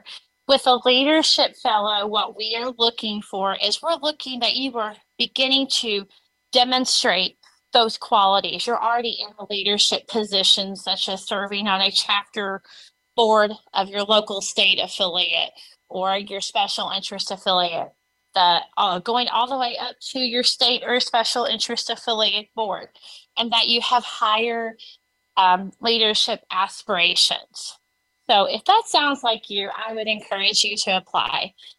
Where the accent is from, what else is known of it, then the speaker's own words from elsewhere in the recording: Louisville, Kentucky, United States; As Zelda said, I'm from Louisville, Kentucky.